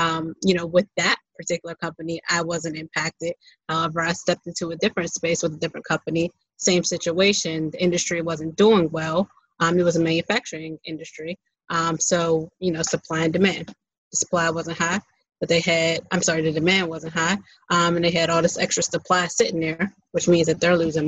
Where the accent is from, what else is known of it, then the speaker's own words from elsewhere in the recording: Pittsburgh, Pennsylvania, United States; I'm from Pittsburgh